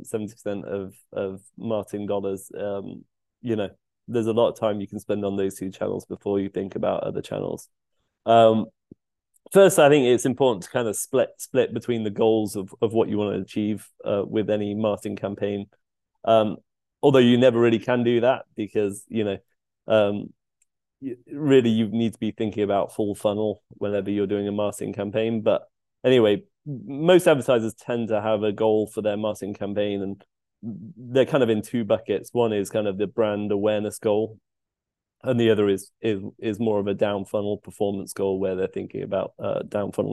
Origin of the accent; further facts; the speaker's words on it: United Kingdom; moved away as an adult; also born or lived in London; now in Seattle, United States; I'm a Brit living in Seattle in the US.